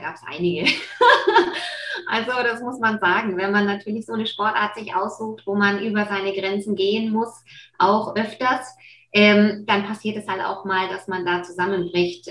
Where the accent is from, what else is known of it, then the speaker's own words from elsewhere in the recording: Nuremberg and Fürth, Bavaria, Germany; was dann natürlich auch nicht weit von Nürnberg und Fürth weg ist, wo ich aufgewachsen bin.